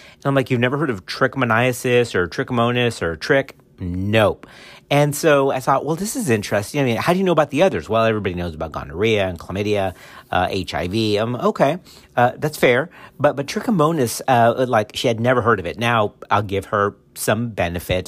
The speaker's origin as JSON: {"language": "English", "region": "Texas", "country": "United States", "said": "Texas, which is my home state"}